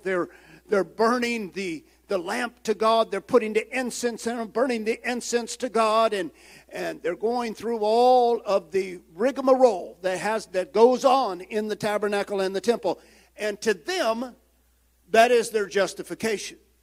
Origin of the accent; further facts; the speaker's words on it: United States; I am proud American